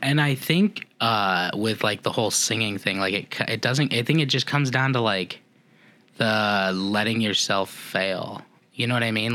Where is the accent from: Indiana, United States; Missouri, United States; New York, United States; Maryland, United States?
Indiana, United States; I grew up in Indiana